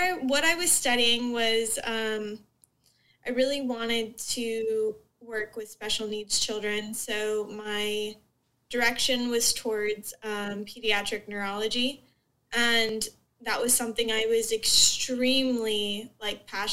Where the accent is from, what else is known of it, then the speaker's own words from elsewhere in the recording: Southwest Florida, United States; I grew up in Southwest Florida, so I grew up in kind of a bubble